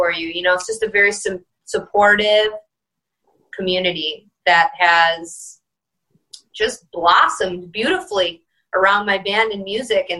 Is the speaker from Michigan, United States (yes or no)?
yes; Detroit, Michigan, United States; I'm from Detroit